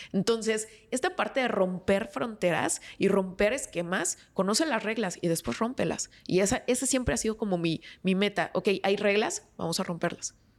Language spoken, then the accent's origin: Spanish; San Luis Potosí, Mexico; moved away as an adult; now in Monterrey, Mexico; yo soy originaria de San Luis Potosí, me mudo a Monterrey para estudiar una maestría